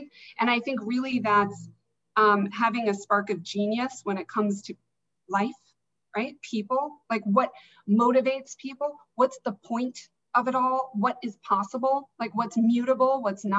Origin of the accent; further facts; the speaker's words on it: Alaska, United States; But, so I grew up in Alaska, and I was in this big public high school.